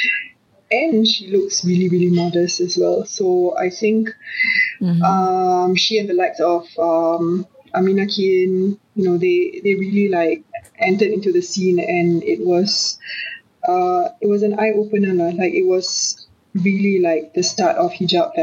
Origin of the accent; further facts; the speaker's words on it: Singapore; also born or lived in Australia; I'm from Singapore.